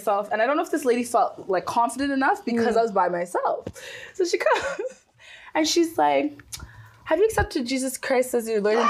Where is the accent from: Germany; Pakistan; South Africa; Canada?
Canada; moved away as an adult; now in Uganda; I'm Canadian